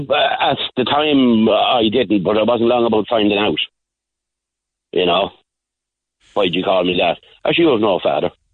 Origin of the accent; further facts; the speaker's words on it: Roscrea, Tipperary, Ireland; I was born in Sean Ross Abbey, nearly 1964